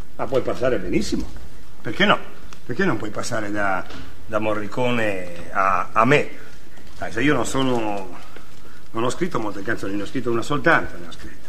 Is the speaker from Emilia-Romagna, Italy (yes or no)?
no; Trieste, Friuli-Venezia Giulia, Italy; now in Milan, Italy